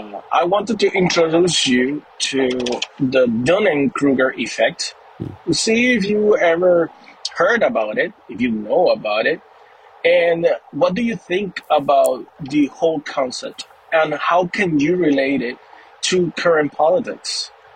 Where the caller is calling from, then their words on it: Puerto Rico; I'm calling from Puerto Rico. I'm a medical doctor. I'm a conservative because not everybody over here are crazy lefty lunatics.